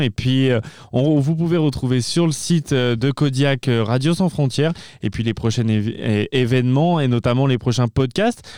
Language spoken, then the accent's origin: French; France; moved away as an adult; Je suis français, je, suis arrivé cette année aussi au, mois de septembre